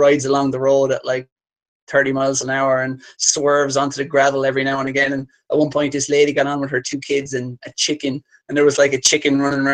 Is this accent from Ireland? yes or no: yes; Ireland; I say that as an Irishman